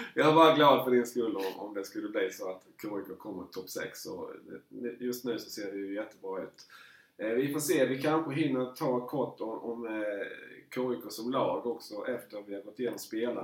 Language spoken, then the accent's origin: Swedish; Markaryd, Kronoberg County, Sweden; jag är ju född i Markaryd